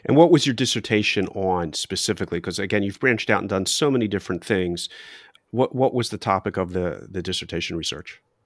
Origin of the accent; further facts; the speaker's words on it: Philadelphia, Pennsylvania, United States; I'm from Philadelphia